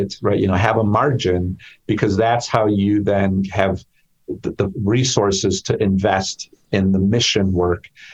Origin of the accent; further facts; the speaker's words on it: Chicago, Illinois, United States; I grew up in Chicago in the Pilsen Little Village neighborhood